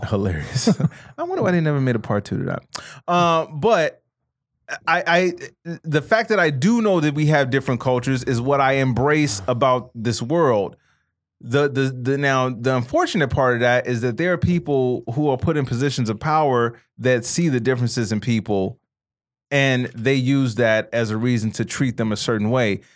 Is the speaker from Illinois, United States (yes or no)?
yes; Chicago, Illinois, United States; I grew, growing up in Chicago, 'cause Chicago is still a very segregated city